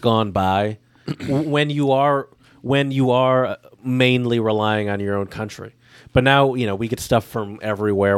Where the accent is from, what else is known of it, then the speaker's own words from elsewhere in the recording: United States; I'm from America